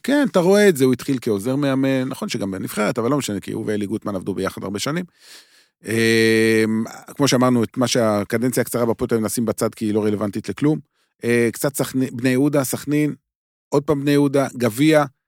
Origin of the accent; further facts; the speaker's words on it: Beersheba, Southern District, Israel; moved away; אני לא גר בבאר שבע כבר הרבה מאוד שנים, שלא יהיו הבנות, אבל נולדתי שם, אה, עוצבתי שם, עוצבתי, אה, שם השורשים שלי